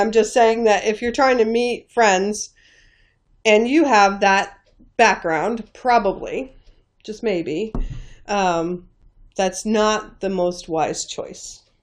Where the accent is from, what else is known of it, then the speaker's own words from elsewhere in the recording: northeast corner of New York State, United States; moved away; I grew up in the northeast corner of New York State in a very, very small town on the Canadian and Vermont borders